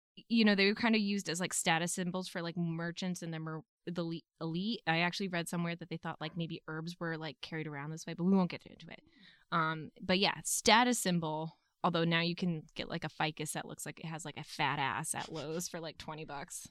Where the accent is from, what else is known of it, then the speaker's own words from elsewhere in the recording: New England, United States; I'm from New England